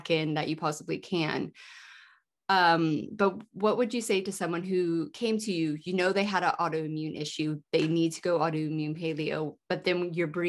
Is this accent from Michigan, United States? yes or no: no; California, United States; moved away; also born or lived in Hawaii / United Kingdom; growing up in California